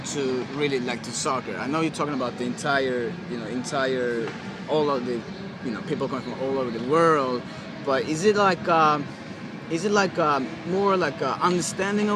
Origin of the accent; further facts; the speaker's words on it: Sweden; now in Atlanta, United States; being from Sweden